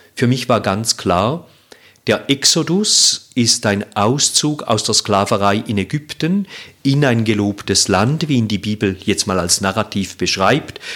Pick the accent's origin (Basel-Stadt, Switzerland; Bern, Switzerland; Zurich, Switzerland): Zurich, Switzerland; Ich komme aus Zürich